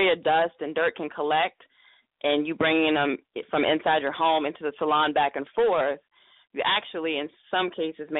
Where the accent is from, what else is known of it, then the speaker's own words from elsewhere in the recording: the South, United States; I'm from the South also.